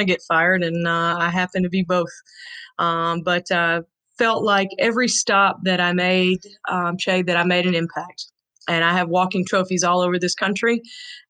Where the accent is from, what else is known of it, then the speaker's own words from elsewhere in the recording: Franklin, Tennessee, United States; born and raised in Franklin, Tennessee